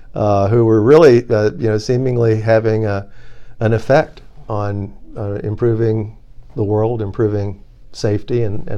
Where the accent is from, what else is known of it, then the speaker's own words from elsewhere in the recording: Washington, District of Columbia, United States; So it turns out I grew up a lot in Washington, D.C. My parents are dad was in the military